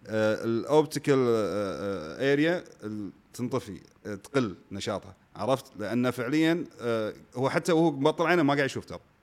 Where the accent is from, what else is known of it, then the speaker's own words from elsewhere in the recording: Kuwait; انا موسيقي كويتي